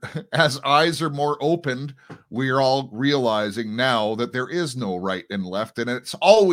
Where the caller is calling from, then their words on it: Canada; and I'm broadcasting from Canada.